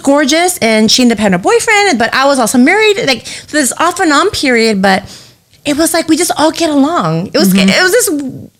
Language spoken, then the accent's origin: English; Los Angeles, California, United States; you're from LA, like you're so dope. I'm like, no, I'm not from Hollywood.